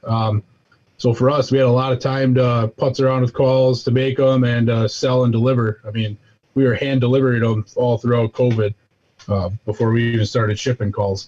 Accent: southeast Wisconsin, United States; southeast Wisconsin

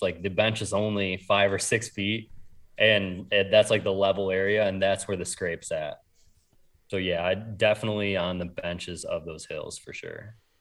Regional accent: New York, United States; now in Ohio, United States; I grew up in New York

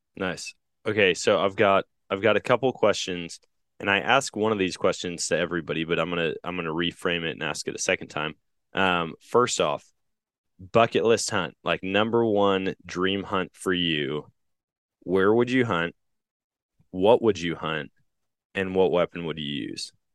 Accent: Wisconsin, United States; now in Missouri, United States; growing up in Wisconsin, here in Missouri

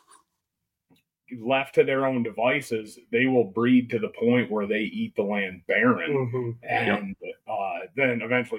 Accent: Ludington, Michigan, United States; also born or lived in Mecosta County, Michigan / Ann Arbor, Michigan; I grew up in Ludington

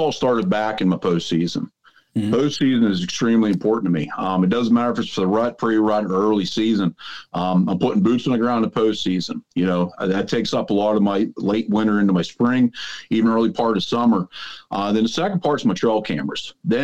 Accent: Southwest Pennsylvania, United States; I'm from Southwest Pennsylvania.

